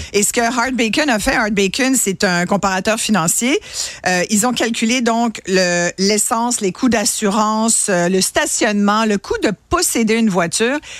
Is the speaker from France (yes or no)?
no; Quebec, Canada; chez nous au Québec